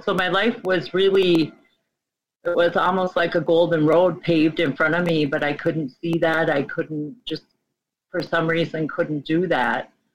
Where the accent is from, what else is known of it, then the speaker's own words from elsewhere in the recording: Midwest, United States; I grew up in the Midwest, a small conservative Catholic um, home